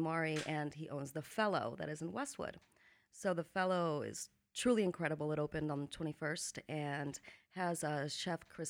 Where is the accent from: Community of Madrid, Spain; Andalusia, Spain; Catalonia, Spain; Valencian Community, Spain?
Valencian Community, Spain; Valencia; also born or lived in Menorca, Spain; now in Los Angeles, United States; I lived in a lot of different countries, but I was raised in Spain, in Valencia, and in a little tiny island called Menorca